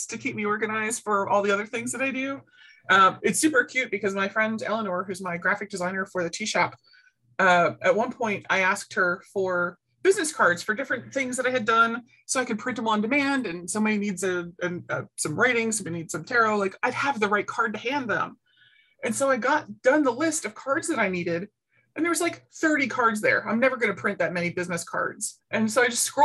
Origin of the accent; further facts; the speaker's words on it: Baltimore, Maryland, United States; I grew up in Baltimore City, like Baltimore City